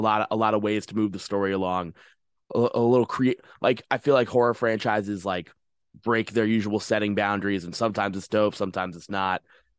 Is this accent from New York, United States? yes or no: yes; New York, United States; Nassau County's closer to New York City. I'm from Suffolk County.